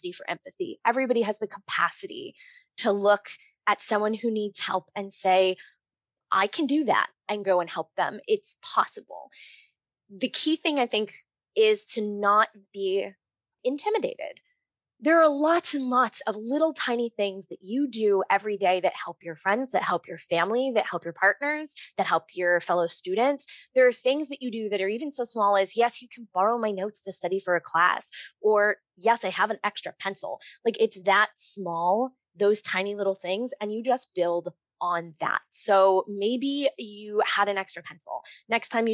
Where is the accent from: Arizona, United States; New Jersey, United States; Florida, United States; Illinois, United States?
New Jersey, United States; I grew up in the Lutheran Church, ELCA, in New Jersey